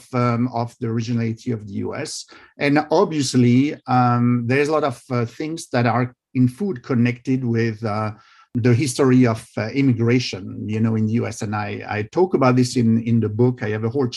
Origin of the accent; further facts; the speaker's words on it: France; English is a second language; moved away as an adult; now in United States; I was born in France and grew up in France and moved to the US 20 years ago.